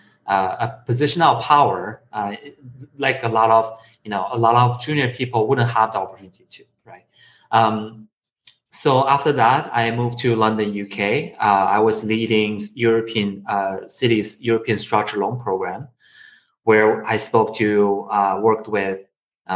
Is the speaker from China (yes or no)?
yes; China; moved away; also born or lived in Connecticut; I was born in China and I went to school in Connecticut, Wesleyan University.